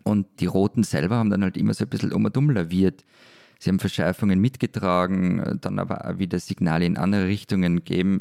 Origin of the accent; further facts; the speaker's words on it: Austria; Bei uns wäre der nächste Schritt auch die, das 10 Millionen Österreich